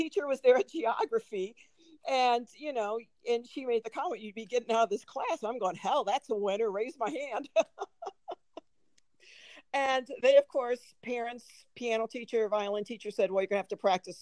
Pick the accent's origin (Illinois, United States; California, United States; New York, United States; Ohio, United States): Illinois, United States; Springfield; moved away as an adult; also born or lived in Chicago, Illinois / Minnesota; now in Missoula, United States; When I was 6 years old, we moved from Chicago, Illinois, to Springfield, Illinois